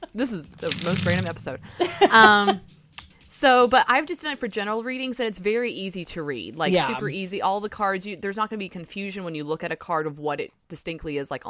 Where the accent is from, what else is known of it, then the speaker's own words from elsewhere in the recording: near Alabama, Southern US, United States; accent: southern; Did you hear my southern accent? This is how early it is. I can't control my southern accent.